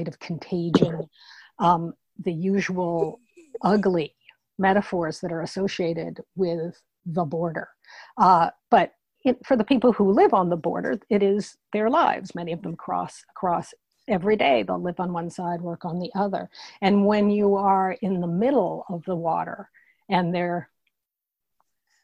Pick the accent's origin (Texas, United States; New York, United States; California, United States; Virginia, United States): Texas, United States; Dallas; moved away as an adult; now in South Carolina, United States; I grew up in Dallas